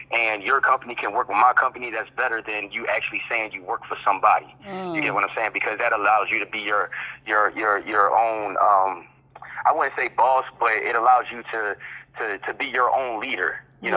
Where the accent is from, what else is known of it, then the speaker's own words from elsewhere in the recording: Philadelphia, Pennsylvania, United States; moved away as an adult; now in Charlotte, United States; I'm actually from Philadelphia, Pennsylvania. That's where I grew up